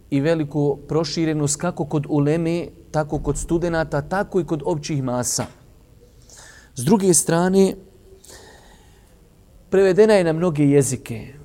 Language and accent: Croatian; Bosnia & Herzegovina; kod nas u Bosni